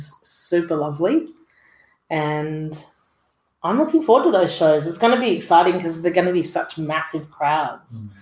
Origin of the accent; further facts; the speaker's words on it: Dubbo, New South Wales, Australia; when I was growing up in Dubbo in the 90s